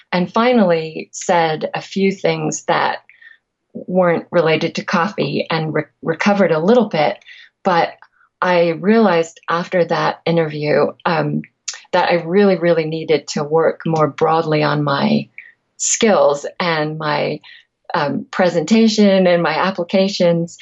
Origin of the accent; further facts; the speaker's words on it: England, United Kingdom; I'm also from England, where people don't tend to talk freely about passion very much every day.